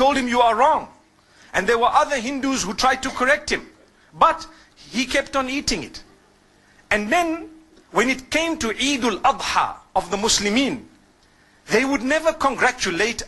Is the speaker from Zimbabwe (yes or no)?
yes; Zimbabwe; I grew up in Zimbabwe.